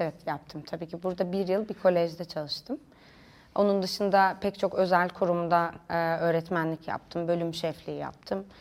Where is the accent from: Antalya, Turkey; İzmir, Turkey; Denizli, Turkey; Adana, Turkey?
Denizli, Turkey; moved away as an adult; also born or lived in Kayseri; now in Istanbul, Turkey; Denizli'de büyüdüm.